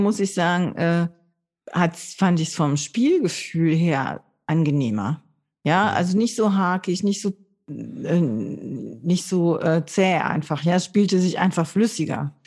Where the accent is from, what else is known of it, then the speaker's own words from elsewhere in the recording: Low German-speaking area, Northern Germany, Germany; ich bin da in der Gegend aufgewachsen, wo man Plattdeutsch gesprochen hat